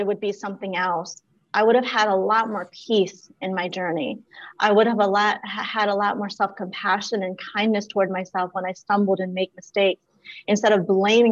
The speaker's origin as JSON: {"language": "English", "town": "Washington", "region": "District of Columbia", "country": "United States", "tie": "born or raised there", "also_born_or_lived": "Laos", "said": "growing up, I just knew looking around where we lived in DC, Southeast DC"}